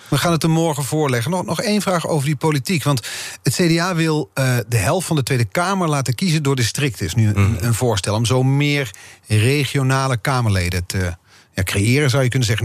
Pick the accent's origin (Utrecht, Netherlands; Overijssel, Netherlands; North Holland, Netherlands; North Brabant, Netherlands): North Brabant, Netherlands; moved away; ik kom oorspronkelijk uit Brabant.